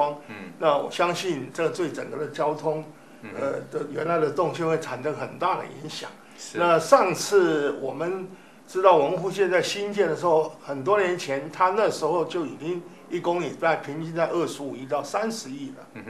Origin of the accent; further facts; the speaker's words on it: Kaohsiung, Taiwan; 我们都是高雄人嘛，